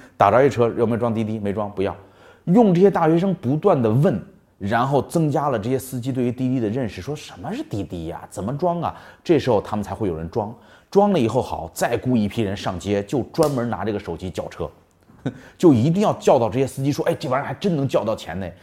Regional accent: China; 我们中国人做生意老喜欢做产品

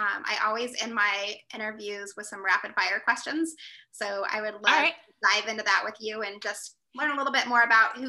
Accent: Las Vegas, Nevada, United States; moved away as an adult; now in California, United States; I grew up in Las Vegas, and I did grow up in a very diverse city.

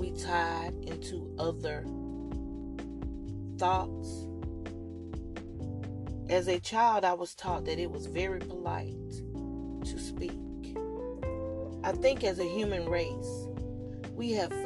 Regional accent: the South, United States; I'm from the South, and I tend to say, how do you do? And I may even say, how you? Just the Southern thing that we have here.

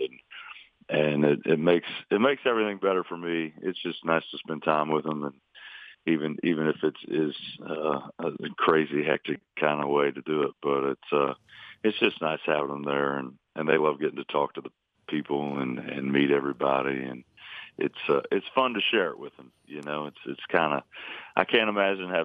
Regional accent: Lake Monroe, Indiana, United States; I grew up on Lake Monroe

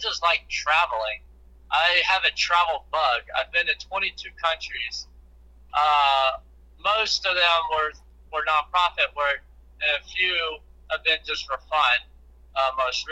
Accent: Central Georgia, United States; I grew up as a kid in Central Georgia

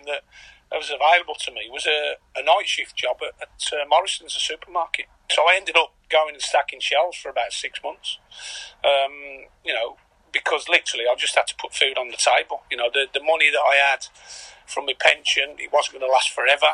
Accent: Birmingham, West Midlands, United Kingdom; moved away as an adult; also born or lived in Caerphilly; now in Carlisle, United Kingdom; I'm from Birmingham

